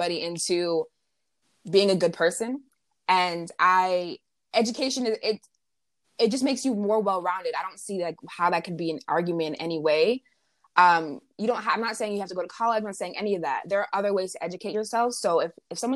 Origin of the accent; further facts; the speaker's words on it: United States; being an American